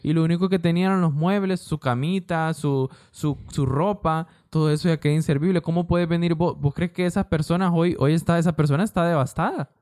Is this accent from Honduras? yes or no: yes; Honduras; San Pedro Sula, La Lima, El Progreso, todas esas zonas, Puerto Cortés, son zonas de nuestro país